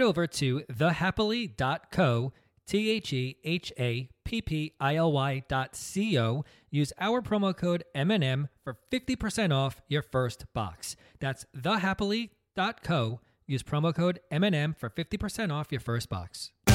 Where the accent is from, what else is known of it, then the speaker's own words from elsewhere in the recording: New Jersey, United States; we're from New Jersey. We come from a, a very traditional upbringing